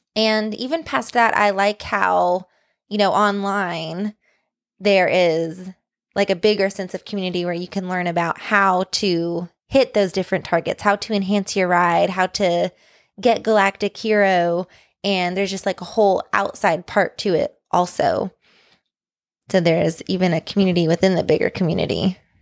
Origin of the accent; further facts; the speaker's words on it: Tennessee, United States; accent: Southern; moved away as an adult; when we lived in Tennessee